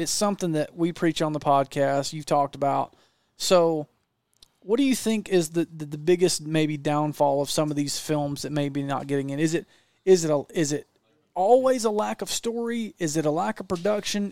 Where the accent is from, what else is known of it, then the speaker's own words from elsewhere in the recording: Georgia, United States; I'm not from Texas. I'm from Georgia.